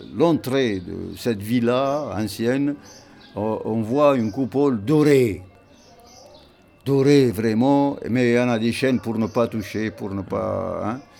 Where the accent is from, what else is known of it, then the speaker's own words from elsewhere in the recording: central Tunisia, Tunisia; je viens du centre de la Tunisie